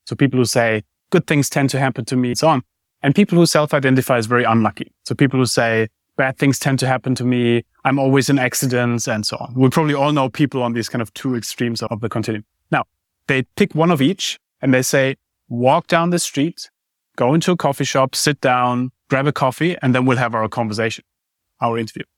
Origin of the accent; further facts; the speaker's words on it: Germany; moved away; I grew up in Germany.